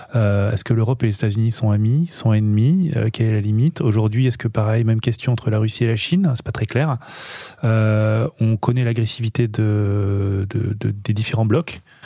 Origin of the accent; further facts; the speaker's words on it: Nice, Provence-Alpes-Côte d'Azur, France; on est, on est niçois